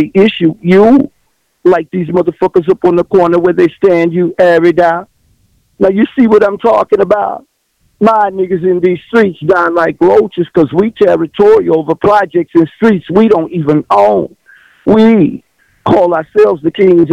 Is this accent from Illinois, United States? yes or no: no; Texas, United States; born or raised there